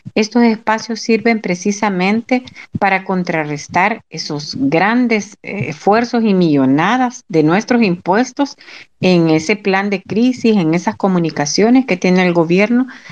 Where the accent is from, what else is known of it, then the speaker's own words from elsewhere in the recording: El Salvador; como salvadoreños y salvadoreñas